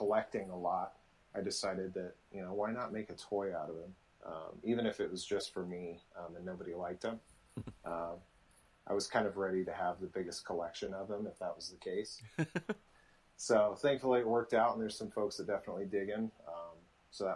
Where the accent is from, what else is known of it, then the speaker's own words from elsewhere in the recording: Nebraska, United States; I grew up in Nebraska, so as I wasn't a farm boy